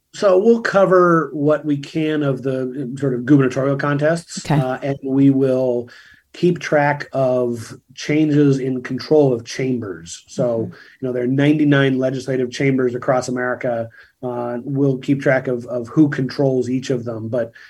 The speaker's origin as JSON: {"language": "English", "region": "Washington", "country": "United States", "tie": "born or raised there", "said": "I'm, I'm from Washington state. Boeing was one of the big, uh, you know, companies out there. Mm-hmm. Uh, when I was growing up, they still have, you know, 80,000 employees in the Puget Sound area."}